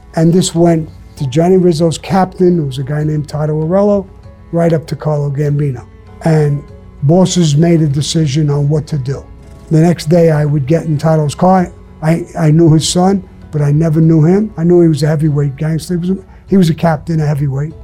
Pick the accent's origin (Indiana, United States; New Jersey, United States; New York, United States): New York, United States; I'm from New York.